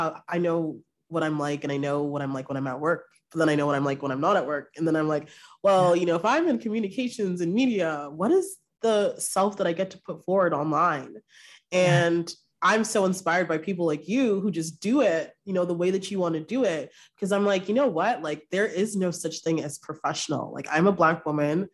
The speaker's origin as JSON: {"language": "English", "town": "Brampton", "region": "Ontario", "country": "Canada", "moved": "as an adult", "lives_now": "Toronto, Canada", "said": "I'm from Brampton. Yes. I've lived in Toronto for a few years now"}